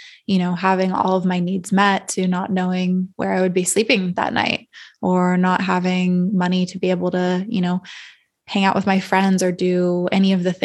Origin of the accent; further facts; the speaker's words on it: Calabasas, California, United States; now in Austin, United States; I grew up in Northern LA County and Agora, like Westlake, Calabasas area